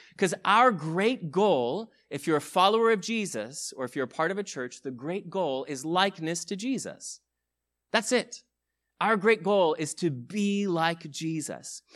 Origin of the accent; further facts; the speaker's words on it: United States; I'm also an American who grew up in this culture that loves to value and celebrate independence